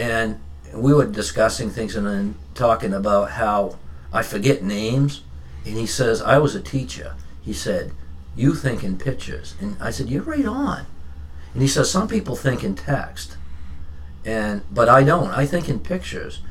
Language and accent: English; Standish, Maine, United States; also born or lived in Raymond, Maine / Westbrook, Maine; I grew up in Standish in the in the wintertime. I grew up in Raymond in in, in the summertime.